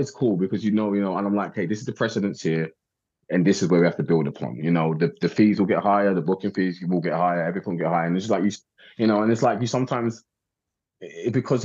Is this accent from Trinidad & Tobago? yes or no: no; United Kingdom; accent: English; I'm from Britain